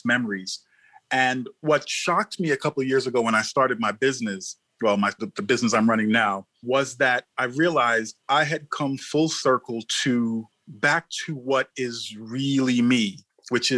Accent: New York, United States; I grew up in New York and all the metropolitan influences

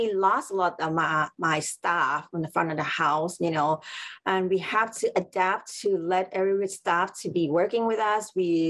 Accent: San Francisco, California, United States; English is a second language; So the thing for me is, because I'm from San Francisco

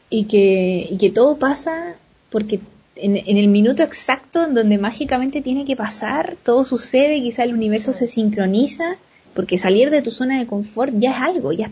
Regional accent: Valparaíso, Chile; moved away; Nací pues, y, toda mi vida fue en Valparaíso. no solo el Cerro Placeres, sino que estudié en un liceo de la Avenida Argentina.

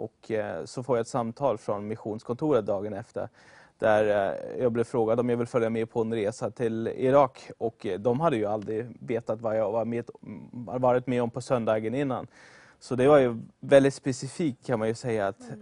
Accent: Germany; moved away as an adult; also born or lived in Sweden; jag kommer från Tyskland ursprungligen. Kom till Sverige 2013 för att gå på bibelskolan

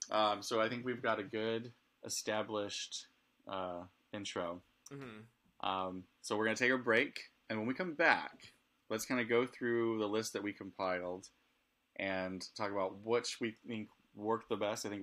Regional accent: Southern California, United States; I grew up in Southern California

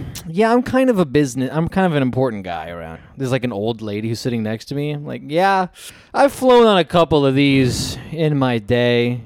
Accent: New York, United States; I'm from New York as well

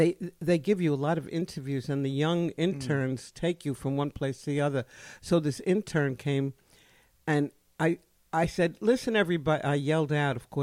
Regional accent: New York City, New York, United States; I grew up in the Bronx

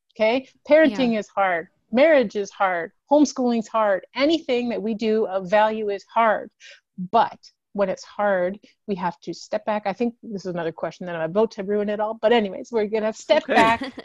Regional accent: Canada; as Canadians, we have this really interesting melange of like different measurements

